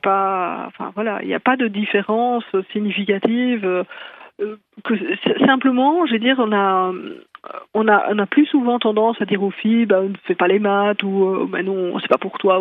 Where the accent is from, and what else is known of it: Belgium